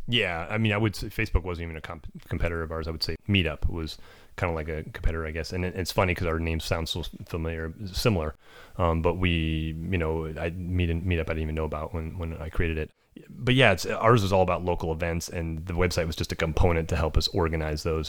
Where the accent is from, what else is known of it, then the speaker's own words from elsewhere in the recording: California, United States; I grew up in America, um, little farm out in California